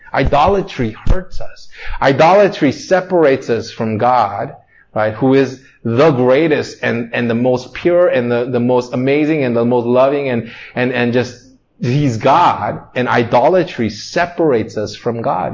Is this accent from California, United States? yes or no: yes; Torrance, California, United States; I grew up in Torrance